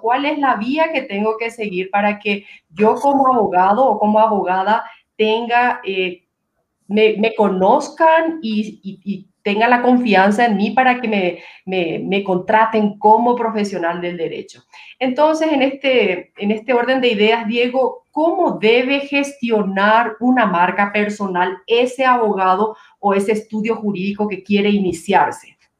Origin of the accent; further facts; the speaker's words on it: Paraguay; now in Quito, Ecuador; nosotros los paraguayos tenemos eh, una bebida típica